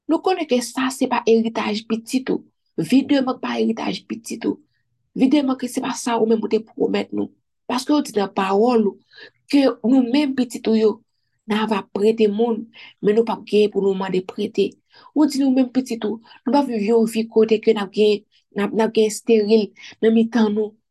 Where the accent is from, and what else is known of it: Haiti